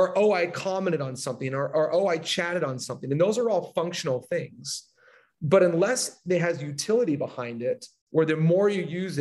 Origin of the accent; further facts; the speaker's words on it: Southern California, United States; I'm from Southern California